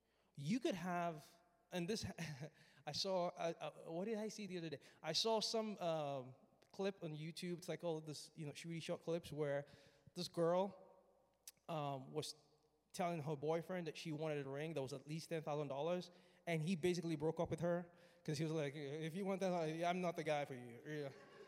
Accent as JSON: {"language": "English", "country": "Nigeria", "tie": "born or raised there", "said": "When I was growing up, I grew up in Nigeria."}